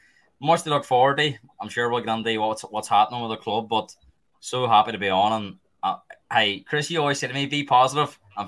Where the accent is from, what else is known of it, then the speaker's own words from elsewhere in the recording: Derry, Northern Ireland, United Kingdom; like being from Ireland, massive achievement. My hometown, Derry City